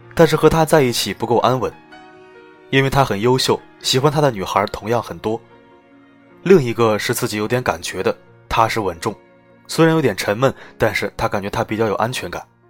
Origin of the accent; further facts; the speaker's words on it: Shanghai, China; 我们上海人